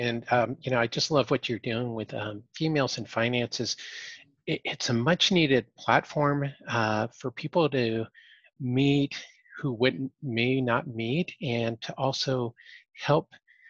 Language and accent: English; the Bay Area, California, United States; I grew up in the Bay Area, so I've always been used to a very diverse group of people to work